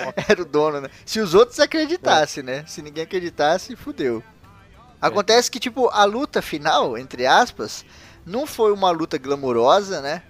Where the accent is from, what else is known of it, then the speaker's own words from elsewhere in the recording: Brazil; eu, como brasileiro conhecedor da história do meu país